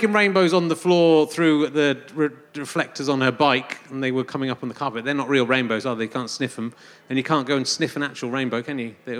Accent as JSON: {"language": "English", "region": "Yorkshire and the Humber", "country": "United Kingdom", "said": "I'm from Yorkshire."}